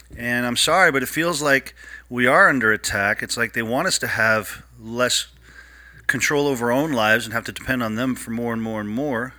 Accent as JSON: {"language": "English", "region": "Ohio", "country": "United States", "tie": "born or raised there", "said": "I grew up in Ohio"}